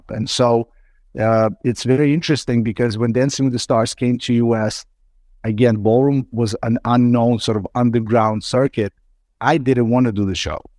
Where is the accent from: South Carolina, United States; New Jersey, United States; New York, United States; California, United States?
New York, United States; Brooklyn; English is a second language; However, when we immigrated to US and I grew up in Brooklyn, New York since the 90s, when it was time to go to university, I had a choice to make.